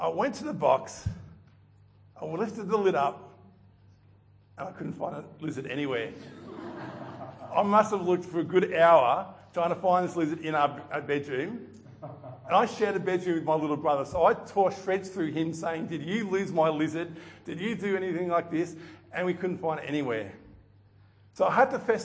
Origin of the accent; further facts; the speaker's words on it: Melton, Victoria, Australia; I grew up in Melton, which for those who know it now, is built up a little bit